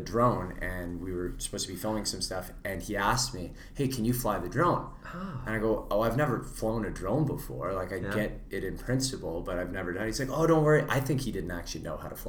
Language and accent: English; Vancouver, British Columbia, Canada; I grew up in Vancouver